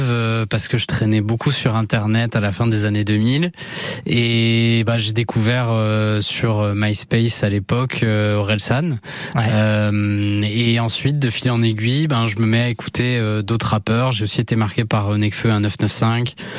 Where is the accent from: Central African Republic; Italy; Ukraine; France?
France; Anglet, Nouvelle-Aquitaine; moved away as an adult; also born or lived in Bayonne / Paris / Tours / Detroit; Je suis né donc à Bayonne et j'ai grandi à Anglette, bah, de 0 à 18 ans et après je suis parti faire mes études euh, à Paris.